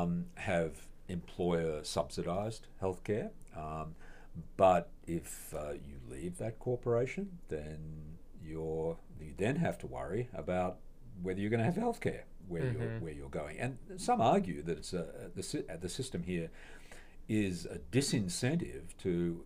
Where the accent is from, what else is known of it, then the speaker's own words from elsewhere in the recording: Australia; moved away as an adult; now in Minnesota, United States; I come from Australia